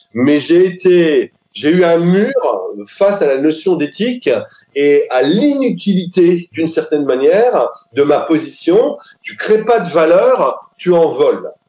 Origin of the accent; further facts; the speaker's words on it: Lille, Hauts-de-France, France; also born or lived in French Alps; je suis lillois à la base. Je suis né à Lille